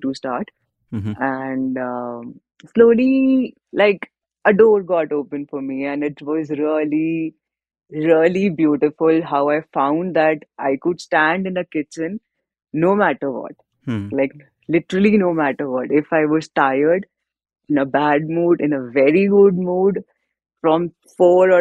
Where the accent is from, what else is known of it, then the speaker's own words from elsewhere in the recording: Delhi, India; moved away as an adult; now in Dharamkot, India; I was born in Delhi, raised in Delhi, been all my life there only